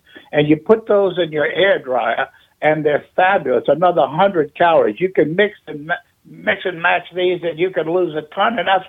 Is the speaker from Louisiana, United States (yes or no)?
yes; Baton Rouge, Louisiana, United States; moved away as an adult; now in Kenner, United States; Oh, I've been in Kenna since 1975. So that's 46 years. I was in Baton Rouge for 21.